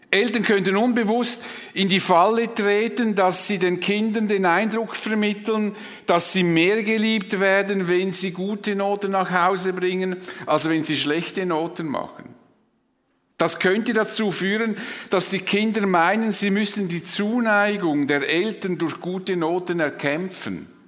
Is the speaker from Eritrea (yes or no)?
no; Switzerland; Das ist vielleicht für uns als Schweizer wie eine Selbstverständlichkeit.